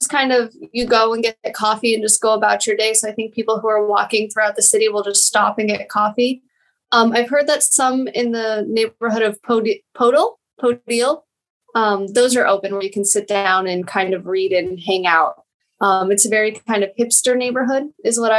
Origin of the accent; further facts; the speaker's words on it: Denver, Colorado, United States; moved away as an adult; also born or lived in Kyiv, Ukraine; now in Germany; I was born in Denver, always lived in Colorado up until October when I moved to Germany